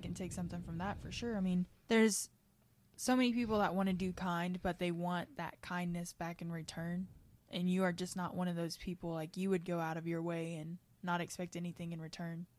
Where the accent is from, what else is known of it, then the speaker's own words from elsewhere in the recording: Kentucky, United States; I grew up in Kentucky